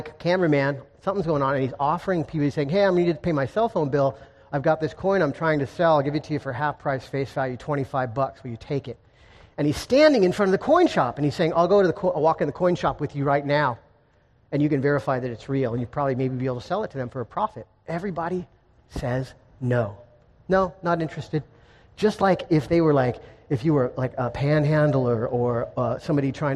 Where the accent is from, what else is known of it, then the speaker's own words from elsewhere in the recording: Encinitas, California, United States; in Encinitas, my hometown